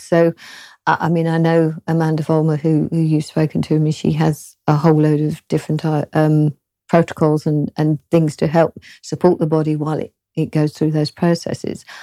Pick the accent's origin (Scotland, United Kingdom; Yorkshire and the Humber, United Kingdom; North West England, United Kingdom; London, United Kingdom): London, United Kingdom; accent: British; I'm from the South, kind of originally from London, not Cockney